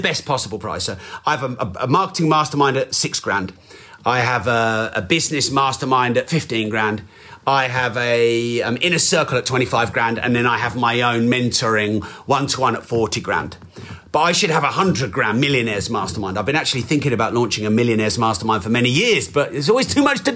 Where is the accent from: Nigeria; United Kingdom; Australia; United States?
United Kingdom; England; I'm very English